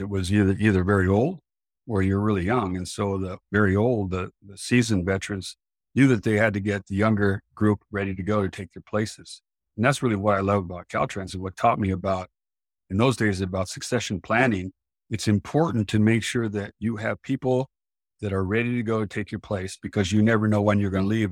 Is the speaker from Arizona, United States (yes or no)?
no; Central Valley of California, United States; I grew up in the Central Valley of California